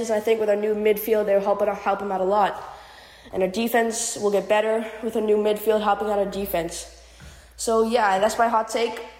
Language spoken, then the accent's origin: English; Boston, Massachusetts, United States; I'm 14. I'm from Boston, Massachusetts